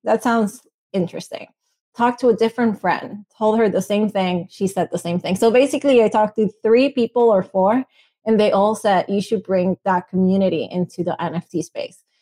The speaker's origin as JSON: {"language": "English", "country": "Venezuela", "second_language": "English", "moved": "yes", "said": "I'm from Venezuela. I'm Latina."}